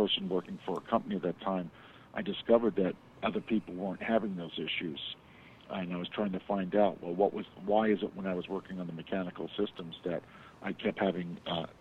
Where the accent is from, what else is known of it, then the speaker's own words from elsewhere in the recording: New York, United States; moved away as an adult; also born or lived in Queens / Long Island; now in Florida, United States; Originally, I'm from New York. I'm born in Queens. Moved out to Long Island, and then worked in Manhattan for several years, and then moved to Florida when I was 25.